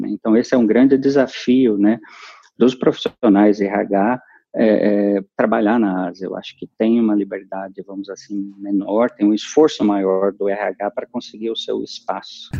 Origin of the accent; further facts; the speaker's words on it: São Paulo, Brazil; sou paulistano